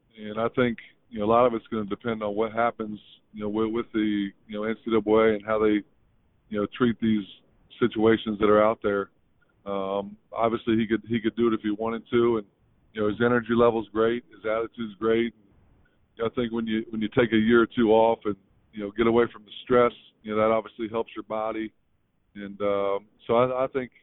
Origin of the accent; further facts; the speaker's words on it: northeast Ohio, United States; small town, northeast Ohio guy